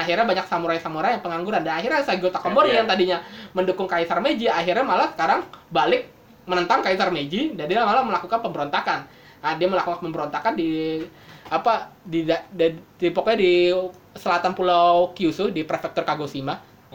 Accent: Bekasi, West Java, Indonesia; sebagai orang Bekasi

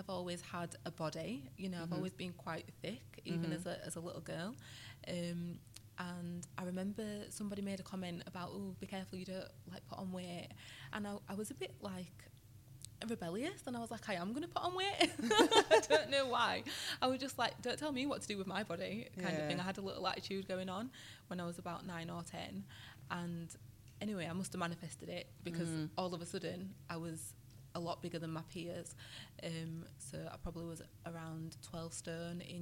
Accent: Yorkshire and the Humber, United Kingdom; I'm from West Yorkshire. So I live in a place near Leeds

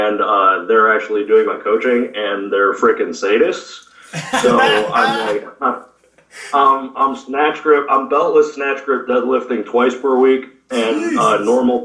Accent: Flint, Michigan, United States; I grew up born and raised in Flint, Michigan

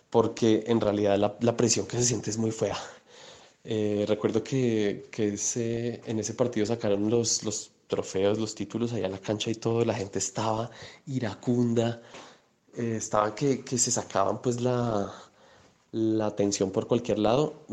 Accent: Bogotá, Colombia; Por cierto, yo soy bogotano y hincha de Millonarios.

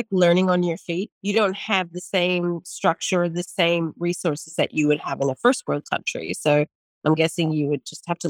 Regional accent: United States; now in Australia; Being an American

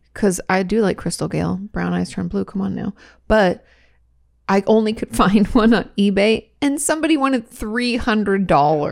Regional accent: New York, United States; I grew up in New York

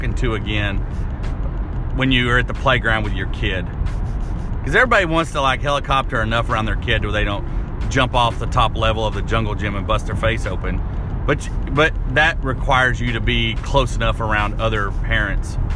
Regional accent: Arkansas, United States; now in Lebanon; growing up in Arkansas in a small town

